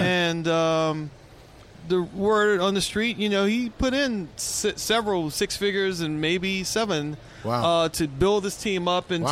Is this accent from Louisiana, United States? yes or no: yes; New Orleans, Louisiana, United States; moved away as an adult; also born or lived in Houston; now in Seattle, United States; growing up in New Orleans was a true blessing